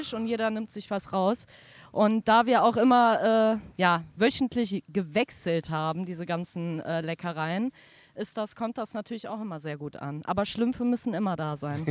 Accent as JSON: {"language": "German", "town": "Cologne", "region": "North Rhine-Westphalia", "country": "Germany", "tie": "born or raised there", "said": "komme ursprünglich aus dem Belgischen mhm. und bin hier groß geworden"}